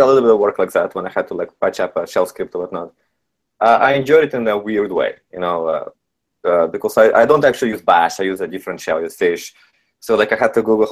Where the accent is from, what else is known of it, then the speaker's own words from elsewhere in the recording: Canada; since I'm Canadian